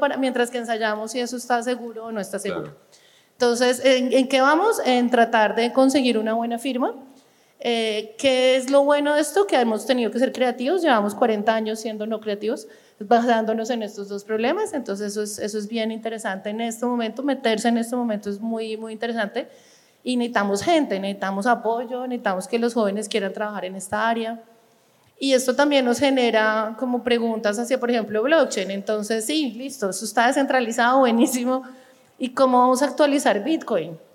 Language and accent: Spanish; Colombia; moved away as an adult; also born or lived in France / Copenhagen, Denmark; después me volví a Colombia por motivos de familia, quería volver al país.